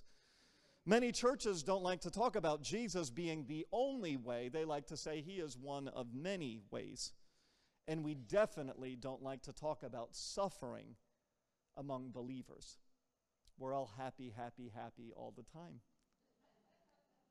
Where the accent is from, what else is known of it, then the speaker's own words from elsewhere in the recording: United States; I'm American. Like, I'm from here.